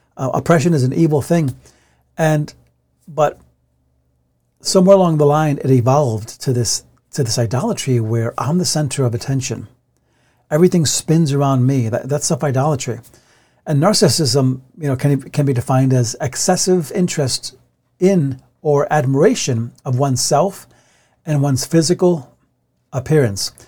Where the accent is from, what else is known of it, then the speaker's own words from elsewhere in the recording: United States; we live in a Western country where we're American